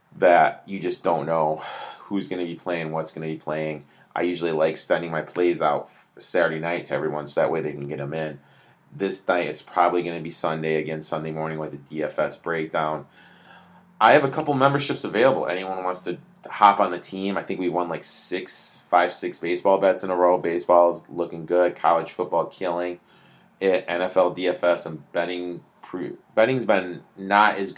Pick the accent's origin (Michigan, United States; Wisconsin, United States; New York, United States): Michigan, United States; I am from Michigan